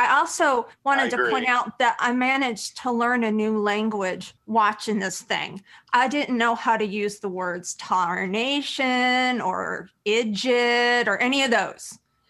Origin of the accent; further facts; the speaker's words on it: Indiana, United States; I don't speak hillbilly. I'm from Indiana, but I'm not that bad.